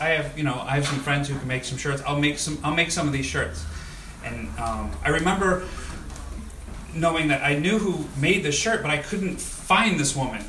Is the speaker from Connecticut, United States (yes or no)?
no; Dearborn Heights, Michigan, United States; I grew up in Dearborn Heights